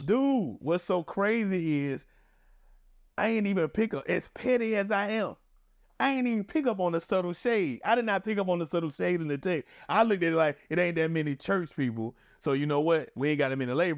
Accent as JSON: {"language": "English", "town": "Atlanta", "region": "Georgia", "country": "United States", "moved": "yes", "lives_now": "Newport News, United States", "said": "I'm from Atlanta"}